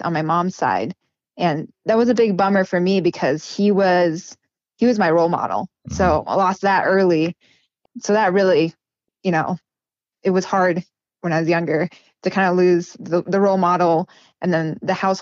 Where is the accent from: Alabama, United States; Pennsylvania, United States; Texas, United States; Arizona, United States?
Arizona, United States; New River; we grew up in New River, if you know where that is, but it's kind of in the middle of nowhere